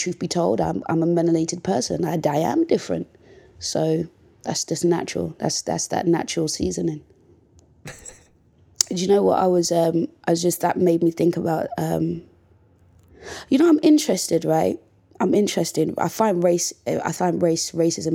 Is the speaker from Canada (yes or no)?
no; United Kingdom; especially being British as well